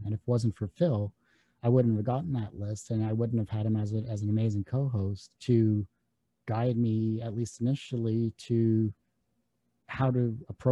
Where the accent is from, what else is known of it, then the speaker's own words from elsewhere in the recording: Canada; I'm Canadian